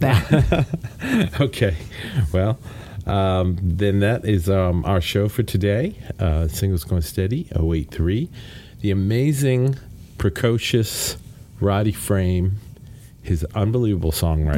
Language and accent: English; Glasgow, Scotland, United Kingdom; moved away; from Scotland, from the Glasgow area, my hometown.